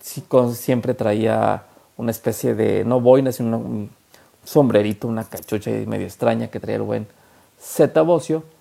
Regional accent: La Laguna, Coahuila, Mexico; así somos los mexicanos, los laguneros.

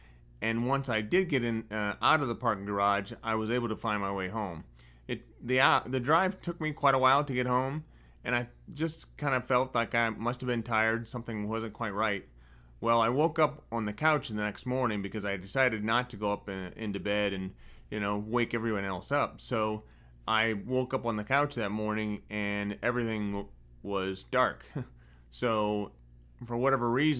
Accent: Northwest Ohio, United States; I was born and raised in Northwest Ohio on a tomato farm

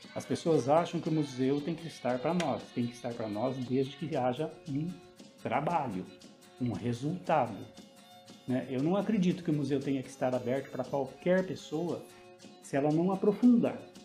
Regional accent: Piraju, São Paulo, Brazil; now in Caraguatatuba, Brazil; sou natural de Piraju

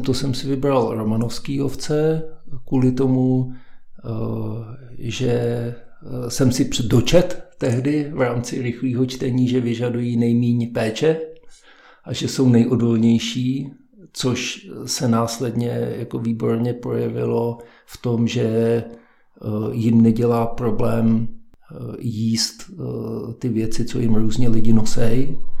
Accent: Havlíčkův Brod, Vysočina Region, Czechia; moved away as an adult; also born or lived in Prague; now in Klánovice, Prague, Czechia; já jsem původem z Havlíčkova Brodu

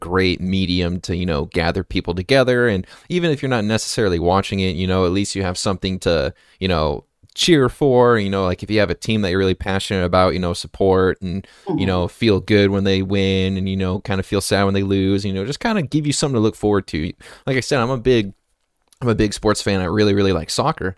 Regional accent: Las Vegas, Nevada, United States; also born or lived in Montana; now in Seattle, United States; I'm from Las Vegas. Long story. I lived in Vegas for a while, lived in Montana for a while, and then now I'm out in the Seattle area

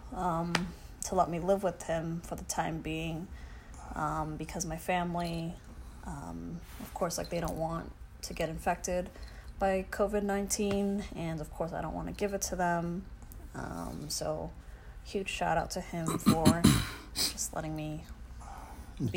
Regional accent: New York City, New York, United States; we were both born and raised in Brooklyn.

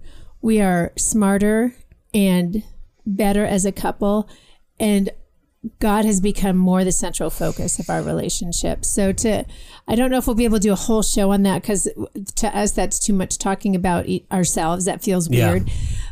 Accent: Johannesburg, Gauteng, South Africa; I was raised outside Johannesburg in South Africa when Mandela began his regime.

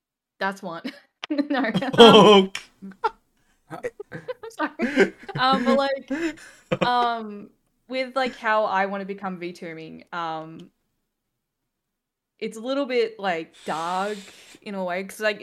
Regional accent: Australia

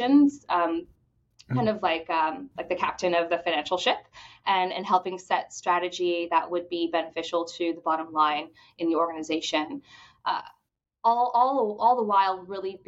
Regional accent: Bahamas; now in Jacksonville, United States; I grew up in the Bahamas

